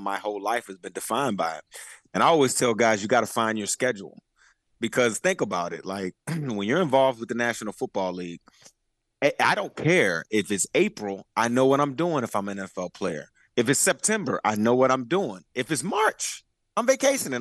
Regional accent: Richmond, Virginia, United States; I'm from Richmond, Virginia. We have a specialty center uh, at the high school that I went

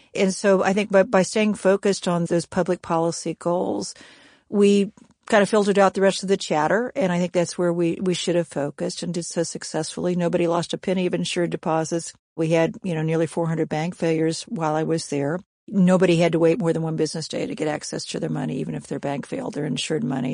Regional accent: Kansas, United States; moved away; I'm from Kansas originally

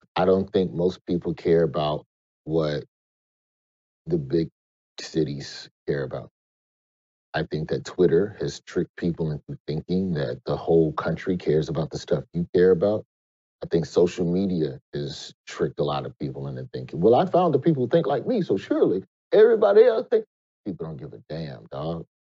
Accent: Alabama, United States; Alabama, my home state.

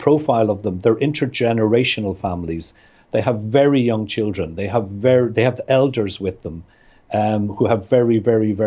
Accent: Ireland; I'm Irish

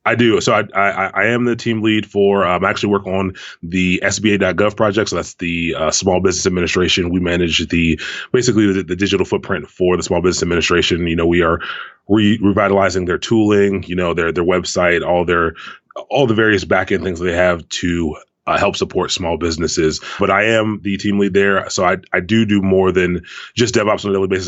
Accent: Prince George's County, Maryland, United States; moved away as an adult; also born or lived in Washington, D.C. area; now in Baltimore, United States; I grew up in Prince George's County

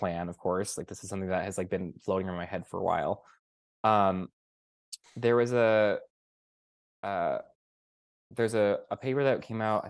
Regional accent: Sacramento, California, United States; moved away; I was just back in California a month or two ago, where I grew up in Sacramento

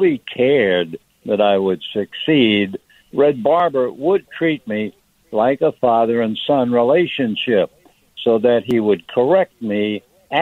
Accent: New York City, New York, United States; moved away; being a New Yorker kid raised in ice skating in the winter

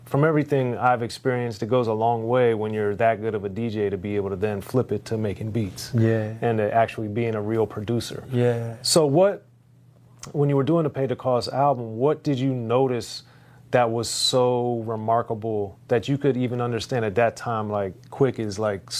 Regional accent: Maryland, United States; And I, even though I grew up in Maryland, I had the fortune of hearing some of the mixes that he did from K-Day

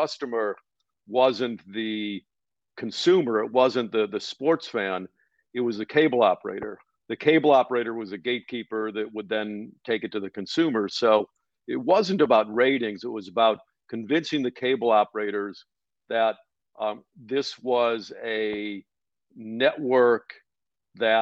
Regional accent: Cleveland, Ohio, United States; I grew up in Cleveland and used to go to the Pro Football Hall of Fame

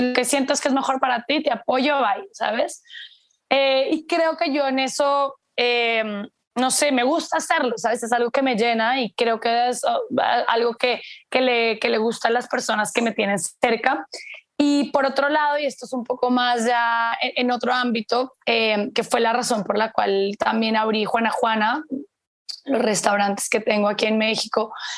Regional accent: Colombia; moved away as an adult; como me fui hace tanto tiempo de Colombia, yo me fui hace los 18, 28, bueno, casi 14 años, 15

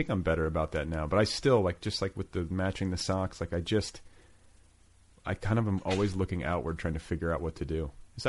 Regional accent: Indiana, United States; moved away as an adult; also born or lived in Colorado; now in Los Angeles, United States; I was from Indiana. I was like, you know, I was sort of like a Midwestern dude.

